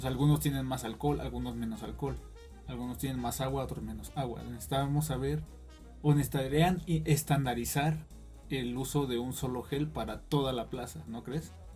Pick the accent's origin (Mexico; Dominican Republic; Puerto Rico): Mexico; reprobáramos en este aspecto como mexicanos